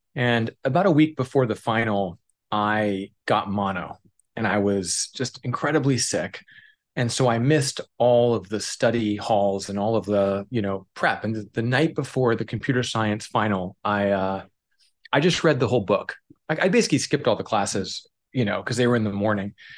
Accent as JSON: {"language": "English", "region": "Oregon", "country": "United States", "tie": "born or raised there", "said": "I grew up in Oregon."}